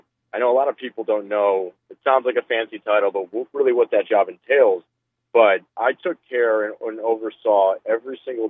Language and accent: English; Cleveland, Ohio, United States; I am from Cleveland. I grew up my entire life in northeastern Ohio. Went to high school in Shaker, and then I graduated from Cleveland State University.